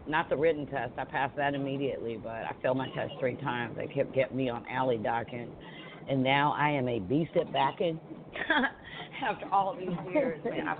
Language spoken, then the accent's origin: English; Atlanta, Georgia, United States; Like, I grew up in West End over by the old Kroger on the other side of 285.